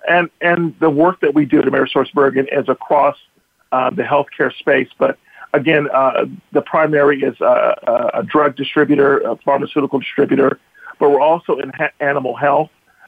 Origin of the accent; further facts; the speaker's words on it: Georgia, United States; I am originally from Georgia, grew up as a military brat, so my father traveled all over the world, ended up at home in Georgia.